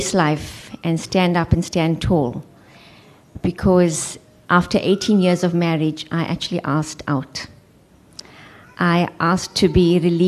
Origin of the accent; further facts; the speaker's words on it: Johannesburg, Gauteng, South Africa; moved away as an adult; now in Cape Town, South Africa; I am from Johannesburg. I trained as a social worker